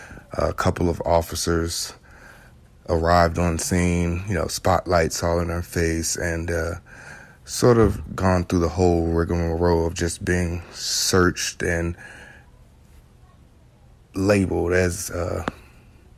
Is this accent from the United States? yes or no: yes; Chesterfield, Virginia, United States; born and raised in Chesterfield, Virginia, what is now North Chesterfield, Virginia.